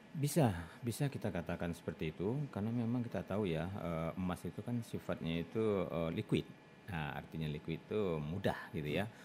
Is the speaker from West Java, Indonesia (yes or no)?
no; Bukittinggi, West Sumatra, Indonesia; pernah di Lampung, pernah di Pulau Bangka, pernah di Jambi, pernah di kampung halaman saya sendiri Bukit Tinggi, pernah ke Bungkulu, ke Lubuk Linggau, ke Curug.